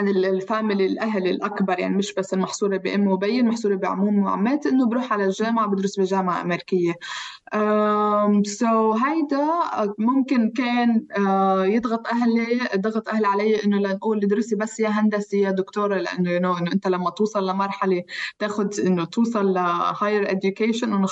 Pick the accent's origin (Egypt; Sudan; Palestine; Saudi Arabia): Palestine; now in Geneva, Switzerland; ففي ست لبنانيه آه، المهم انه عرفت انه انا فلسطينيه من من لهجتي شوي